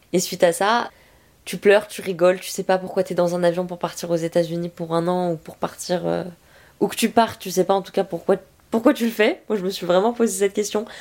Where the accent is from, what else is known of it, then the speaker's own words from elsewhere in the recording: France; first language French; rentrer chez nous en France